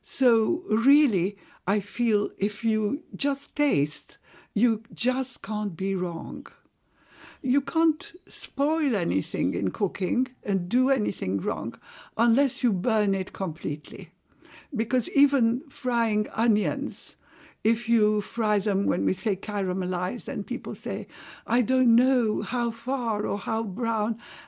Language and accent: English; Cairo, Cairo Governorate, Egypt; Yes, we thought of ourselves as Egyptian. But really, our identity was Halabi. Halabi means Aleppo in Arabic. And my family was so proud to be Halabis.